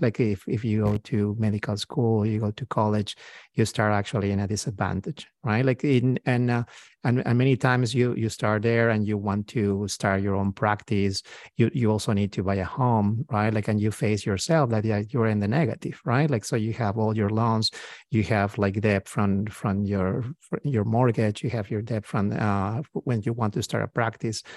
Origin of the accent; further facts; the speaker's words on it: Peru; moved away as an adult; now in United States; I'm, uh, from South America. I'm, uh, from, from Peru.